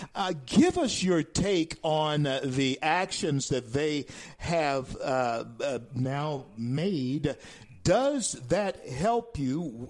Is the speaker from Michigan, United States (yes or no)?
no; Louisiana, United States; It's in Louisiana, my home state